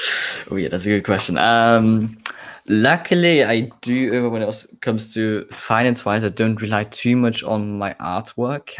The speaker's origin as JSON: {"language": "English", "country": "Austria", "moved": "yes", "lives_now": "Scotland, United Kingdom", "said": "I'm a bird from Austria living now in Scotland"}